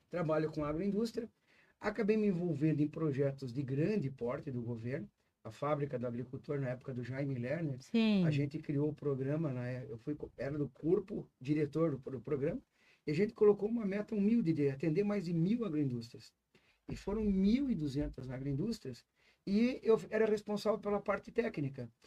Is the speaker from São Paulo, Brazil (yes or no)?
no; Santa Catarina, Brazil; é, sou filho de agricultores, de vim de Santa Catarina. Eu fiz faculdade em Curitiba, fiz agronomia.